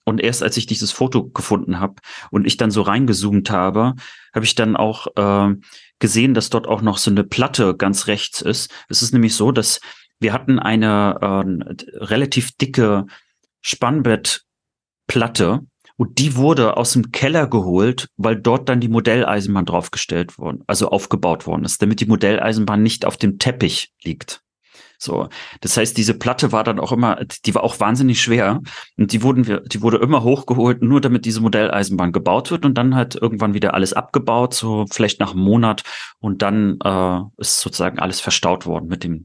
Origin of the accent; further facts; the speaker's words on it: Rostock, Mecklenburg-Vorpommern, Germany; bei uns in meinem Wechsel, Heiligabend mal äh, äh bei uns in Rostock, mal in Stralsund